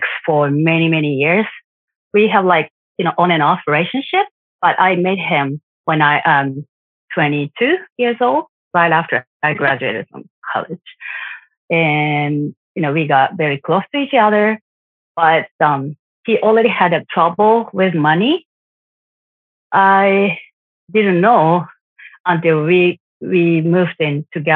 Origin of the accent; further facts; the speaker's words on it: Japan; I'm from Japan.